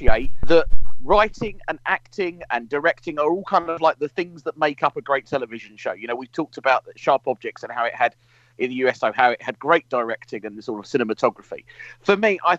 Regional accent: United Kingdom; I'm a Brit living in the UK

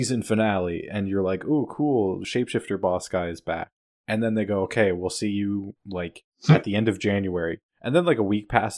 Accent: Canada; we're Canadian.

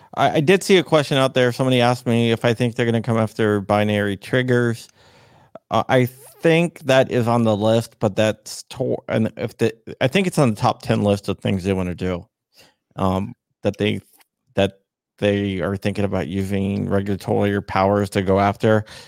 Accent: Arlington, Virginia, United States; also born or lived in Loudoun County, Virginia; I'm born and raised in Northern Virginia.

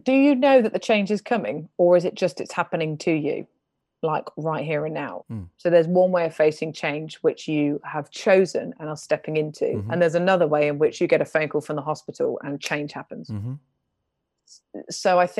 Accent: East of England, United Kingdom; accent: North London; also born or lived in York; So my accent is North London. So I grew up in Hertfordshire, rural, to be honest. Tiny church, tiny youth group, great time.

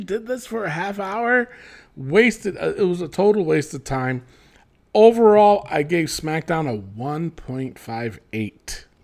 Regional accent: New York City, New York, United States; I'm from the Bronx

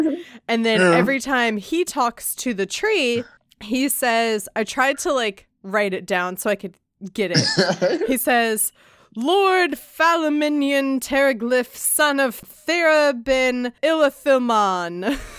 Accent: Virginia, United States; Everyone knows I'm from Virginia.

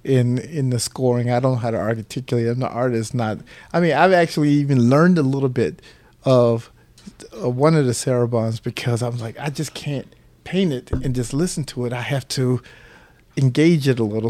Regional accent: St. Petersburg, Florida, United States; born in July nineteen sixty-eight, right here in Saint Petersburg at, um, the hospital downtown known today as Bayfront

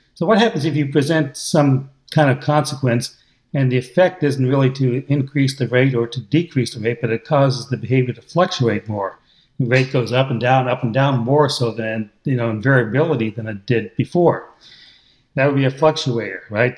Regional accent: United States; accent: American English; I'm using American English

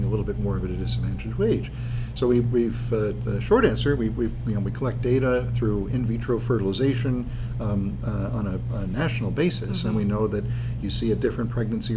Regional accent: Long Island, New York, United States; moved away as an adult; now in New Jersey, United States; I grew up on Long Island, went to school upstate at Cornell

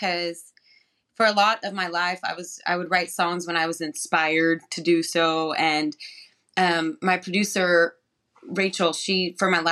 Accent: New Mexico, United States; I'm from New Mexico

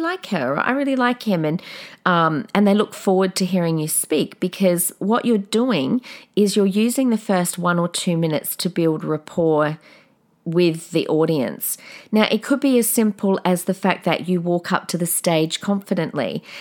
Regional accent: South Australia, Australia; I've got such a different accent compared to everyone, 'cause I'm from South Australia

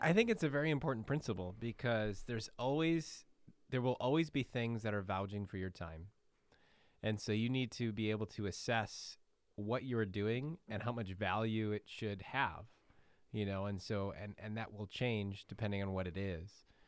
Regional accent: Midwest, United States; I'm born and bred in the Midwest

